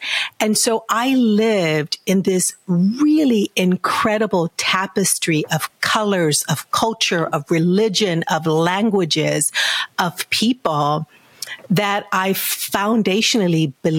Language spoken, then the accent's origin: English; San Antonio, Texas, United States; And I grew up in San Antonio. I grew up in San Antonio, Texas.